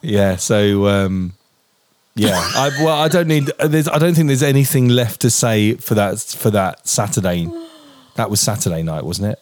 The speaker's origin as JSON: {"language": "English", "region": "England", "country": "United Kingdom"}